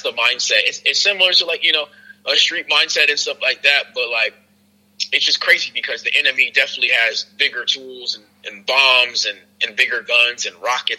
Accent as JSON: {"language": "English", "town": "Newark", "region": "New Jersey", "country": "United States", "tie": "born or raised there", "said": "because I come from Newark, New Jersey. Everybody knows that's really not like a nice place. Grew up as a military brat. After I, grew up in Newark for a little bit, moved around a lot."}